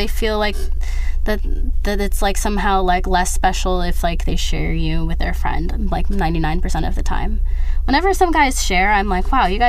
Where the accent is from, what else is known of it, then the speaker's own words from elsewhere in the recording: United States; But I'm American and I'm not accustomed to that.